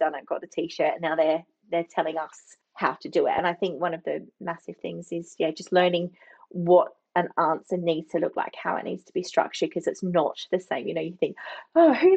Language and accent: English; Barossa, South Australia, Australia; I'm from the Barossa.